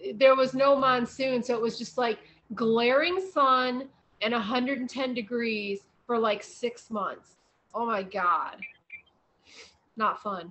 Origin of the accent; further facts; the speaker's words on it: Midwest, United States; moved away; coming from the Midwest, I have a lot of family back there